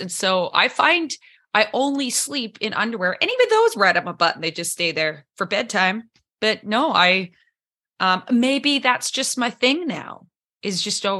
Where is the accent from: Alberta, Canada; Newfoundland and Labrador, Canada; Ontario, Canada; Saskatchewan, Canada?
Saskatchewan, Canada; moved away as an adult; also born or lived in Caribbean; I grew up in Saskatchewan.